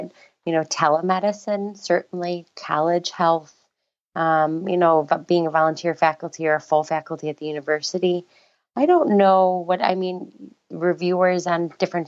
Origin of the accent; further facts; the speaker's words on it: East Coast, United States; I'm from the East Coast.